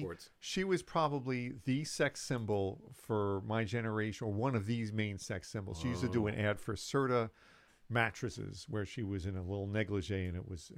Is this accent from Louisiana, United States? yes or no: no; New York City, New York, United States; I grew up in Manhattan